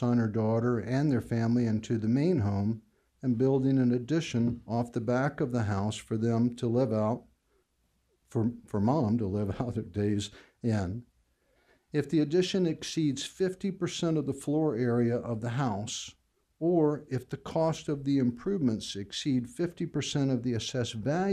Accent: Norfolk, Virginia, United States; I was born and raised on Bayview Boulevard. I love the city of Norfolk, and I'm lucky to say that I get to work in my old neighborhood

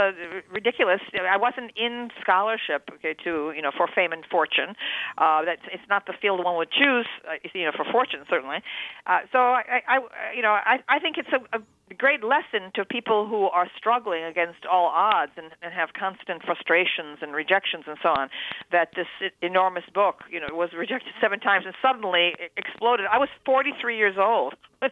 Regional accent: Endicott, New York, United States; my native town of Endicott, New York, upstate New York, a factory town

